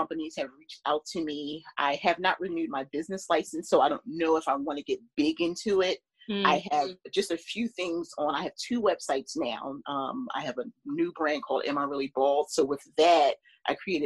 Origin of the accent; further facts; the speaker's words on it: Philadelphia, Pennsylvania, United States; I grew up in Philadelphia